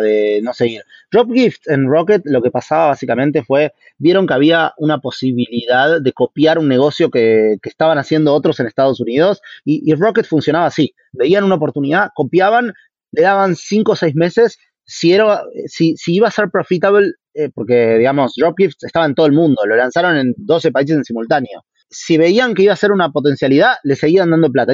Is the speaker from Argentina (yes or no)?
yes; Argentina; moved away; also born or lived in Brazil; somos dos argentinos